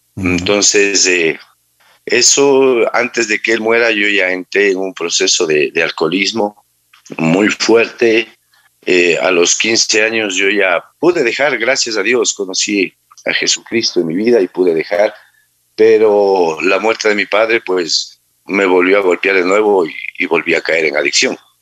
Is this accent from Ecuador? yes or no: yes; Manta, Manabí, Ecuador; yo soy de nacido en Manta, eh, la mayor parte de mi vida la viví aquí.